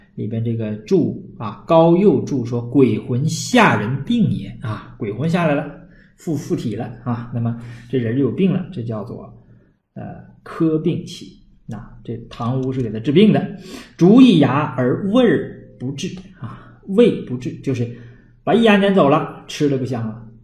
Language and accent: Chinese; Northeast China, China; accent: Northeastern Mandarin; 我们东北话